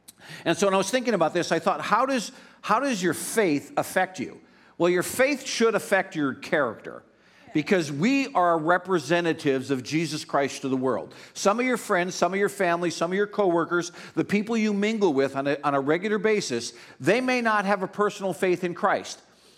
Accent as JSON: {"language": "English", "region": "Pennsylvania", "country": "United States", "tie": "born or raised there", "said": "I was raised in Northeast Pennsylvania"}